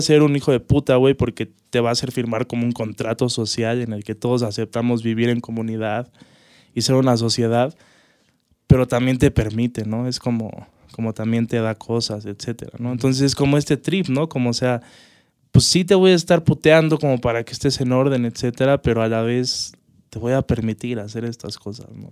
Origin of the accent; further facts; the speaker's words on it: Mexico; cómo somos los mexicanos